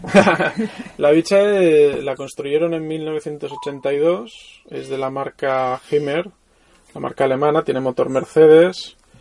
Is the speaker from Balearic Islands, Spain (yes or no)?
yes; Mallorca, Balearic Islands, Spain; moved away as an adult; also born or lived in Barcelona; yo soy mallorquín